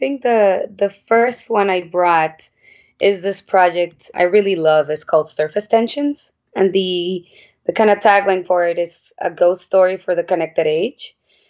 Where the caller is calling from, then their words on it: New York City, New York, United States; I am calling in from Brooklyn, New York.